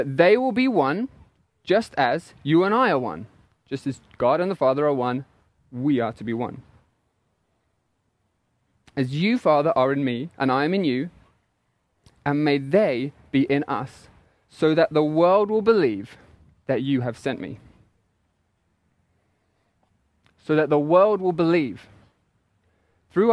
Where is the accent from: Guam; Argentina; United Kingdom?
United Kingdom; England; accent: English; moved away; my English accent